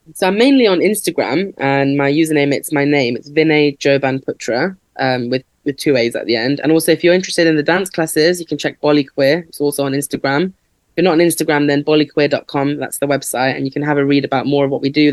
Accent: Leicester, East Midlands, United Kingdom; I grew up in Leicester, um, and there's a big South Asian population here

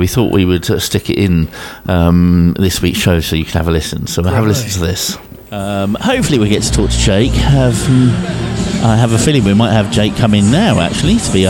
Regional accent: Bristol, South West England, United Kingdom; we are from Bristol

